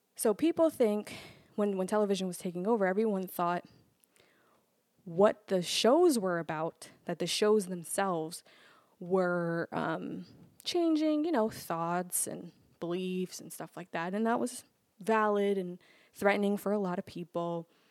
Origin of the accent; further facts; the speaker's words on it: New York City, New York, United States; I'm from Brooklyn